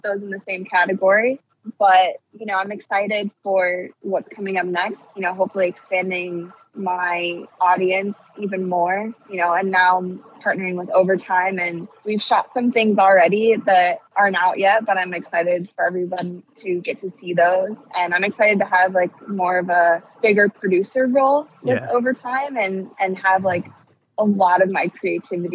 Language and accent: English; Akron, Ohio, United States; I grew up in Akron, Ohio